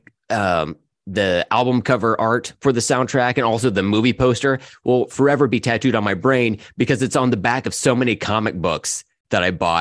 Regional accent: Oklahoma, United States; Ross and I were both from Oklahoma, so we are from the South

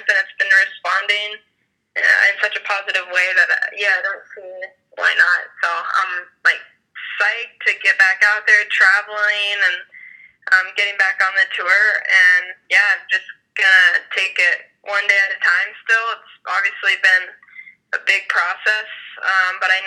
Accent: Mount Hood, Oregon, United States; I love growing up on Mount Hood, and I love coming home to it

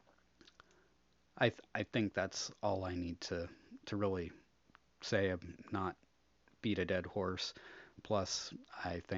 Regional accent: United States; as an American

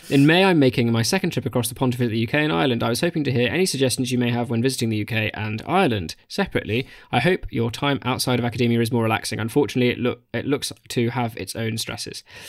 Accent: Australia; moved away; as an Australian

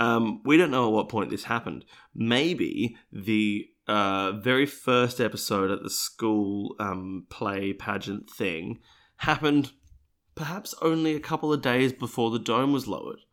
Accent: Australia; I, being an Australian, what is not an American

